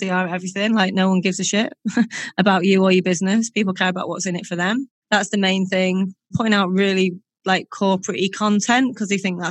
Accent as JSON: {"language": "English", "town": "Warrington", "region": "North West England", "country": "United Kingdom", "tie": "born or raised there", "said": "Warrington, which is my hometown"}